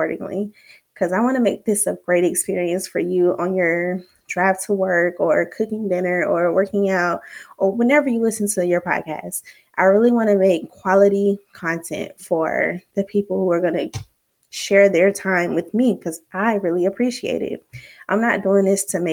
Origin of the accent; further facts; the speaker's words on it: Alabama, United States; now in Virginia, United States; I'm from the South, Alabama to be exact, but right now I'm currently living in Virginia